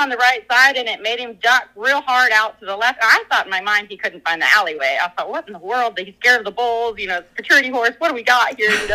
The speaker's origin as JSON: {"language": "English", "region": "Minnesota", "country": "United States", "tie": "born or raised there", "said": "I grew up in Minnesota"}